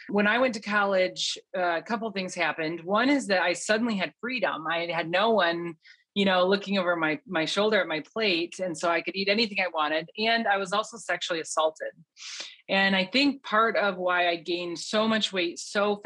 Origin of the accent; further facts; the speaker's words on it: Western Michigan, United States; moved away as an adult; also born or lived in Omaha, Nebraska / Loveland, Colorado; I was born and raised in Western Michigan